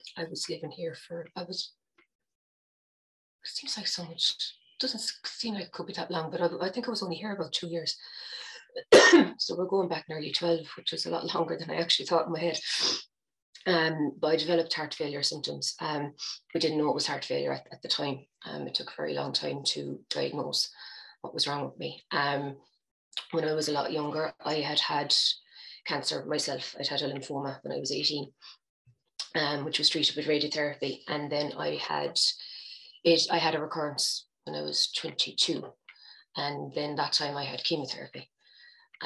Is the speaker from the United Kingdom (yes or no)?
no; Cork, Munster, Ireland; moved away as an adult; now in Galway, Ireland; I'm originally from Cork, but if you asked me, I'd say I was from Galway